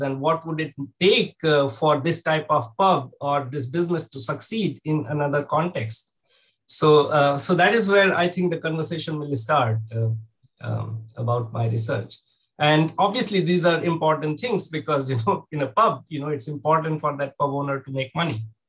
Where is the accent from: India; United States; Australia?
India; moved away; growing up in India